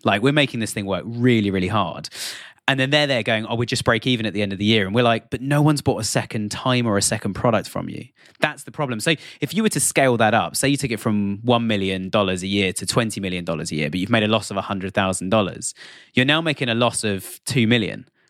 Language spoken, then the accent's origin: English; United Kingdom; I'm, I'm British. I'm sitting here just outside London in the U K